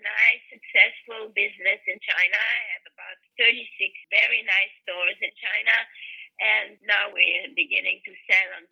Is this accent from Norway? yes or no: no; Belgium; moved away as an adult; also born or lived in Europe / America; now in United States; I was born in Belgium, and I was raised in Europe, and I only came to America when I was 22